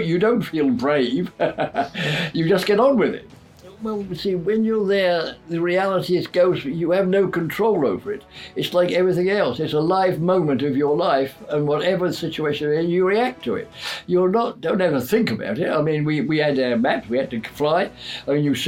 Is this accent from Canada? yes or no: no; London, United Kingdom; now in Whitstable, United Kingdom; I was born in London in 1922